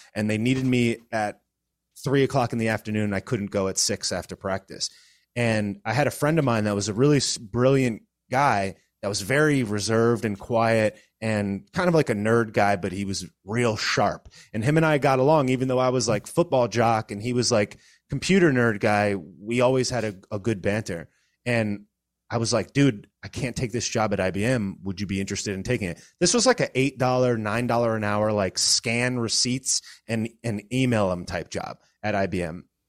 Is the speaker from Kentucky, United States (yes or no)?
no; Connecticut, United States; moved away as an adult; now in Florida, United States; I was born and raised in Connecticut